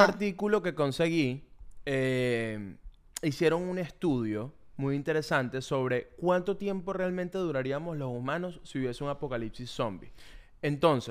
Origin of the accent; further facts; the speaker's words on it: Valles del Tuy, Miranda, Venezuela; now in United States; Yo vengo a los Valles del Tuy